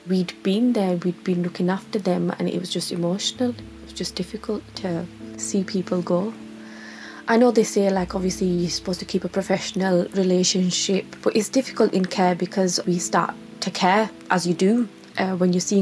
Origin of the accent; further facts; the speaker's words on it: Bradford, Yorkshire and the Humber, United Kingdom; I'm from Bradford and I'm a mental health support worker.